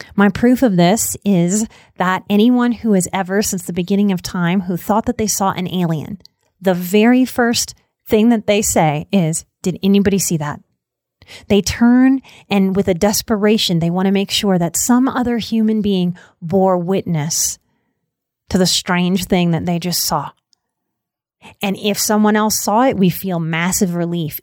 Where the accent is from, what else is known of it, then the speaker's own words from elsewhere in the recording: New Orleans, Louisiana, United States; I'm also from New Orleans